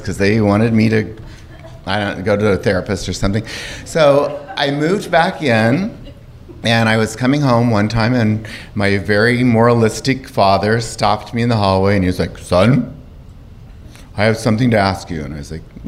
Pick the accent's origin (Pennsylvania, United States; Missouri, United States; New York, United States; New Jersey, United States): Missouri, United States; also born or lived in Arkansas; I was born in 1961 in Arkansas, and I was raised pretty much in a small town in Missouri